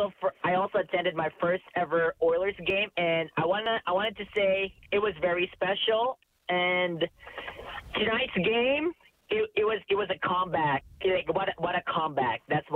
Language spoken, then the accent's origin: English; Philippines; now in Canada; For 15 years, though, since when I moved to Canada from the Philippines in 2006 during the cup final run